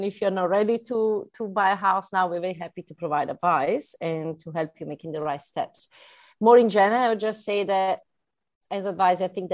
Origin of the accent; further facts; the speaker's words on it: Italy; accent: Italian; English is a second language; now in United Kingdom; I'm Italian, so I'm not from UK, right, by my accent.